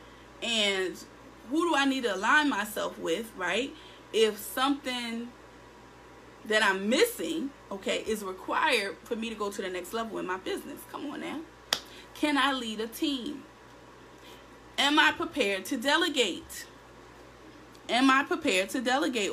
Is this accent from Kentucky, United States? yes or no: no; Philadelphia, Pennsylvania, United States; I'm in Philadelphia. I'm in my hometown.